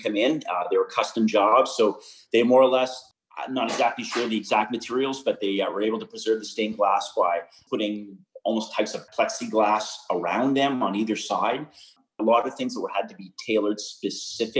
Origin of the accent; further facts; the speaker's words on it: Pembroke, Ontario, Canada; also born or lived in Montreal; I had spent my first 18 years growing up in Pembroke